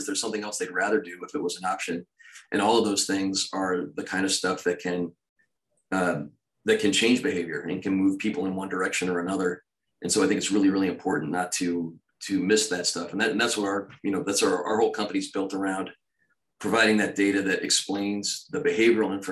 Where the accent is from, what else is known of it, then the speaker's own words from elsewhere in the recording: Philadelphia, Pennsylvania, United States; I grew up in Philadelphia